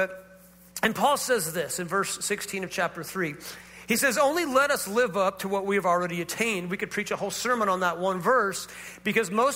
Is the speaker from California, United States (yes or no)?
yes; Northern California, United States; we grew up in Northern California